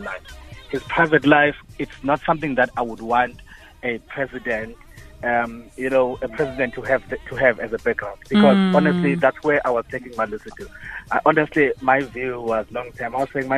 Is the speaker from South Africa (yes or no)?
yes; South Africa; also born or lived in Durban; As a South African